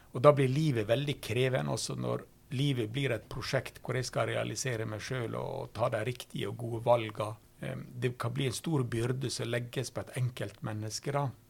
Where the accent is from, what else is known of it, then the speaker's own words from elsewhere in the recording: Norway; first language Norwegian; Jeg har ikke valgt mitt norske språk sjøl, som er mitt morsmål